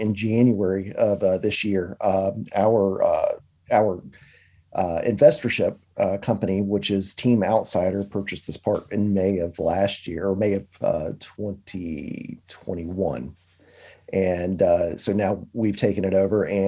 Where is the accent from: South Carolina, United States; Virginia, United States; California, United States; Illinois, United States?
Virginia, United States; Danville; We're from South Virginia area called Danville, right on the North Carolina line in Pennsylvania County